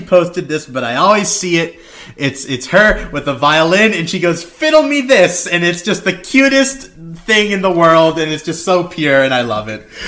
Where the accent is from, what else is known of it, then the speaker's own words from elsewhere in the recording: Philippines; I'm Filipino